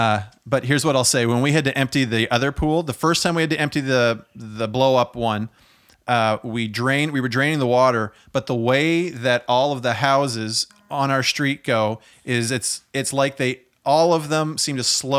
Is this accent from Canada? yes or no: yes; Prince Edward Island, Canada; I'm from Prince Edward Island.